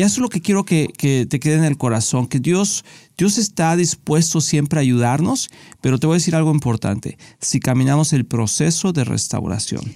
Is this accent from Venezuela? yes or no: yes; Barinas, Venezuela; Soy de Venezuela, Estado Barinas